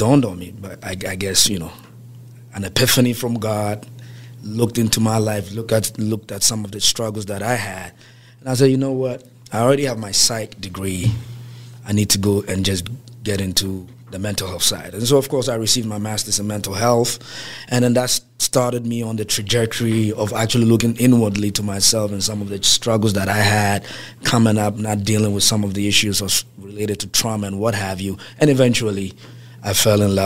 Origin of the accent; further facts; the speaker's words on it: Ghana; now in Baltimore, United States; I'm from West Africa by as far as native next West African, Ghana, to be specific